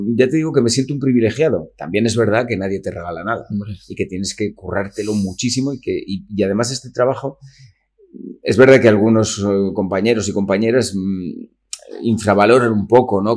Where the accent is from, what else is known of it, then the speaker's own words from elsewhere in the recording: Calahorra, La Rioja, Spain; moved away; also born or lived in Vitoria; me crio en Calahorra, eh, nazco allí, mis padres de, de allí